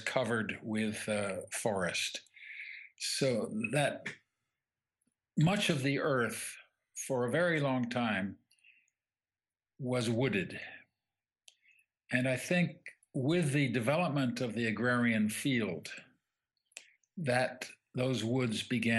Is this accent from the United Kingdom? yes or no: yes; England, United Kingdom; I grew up in England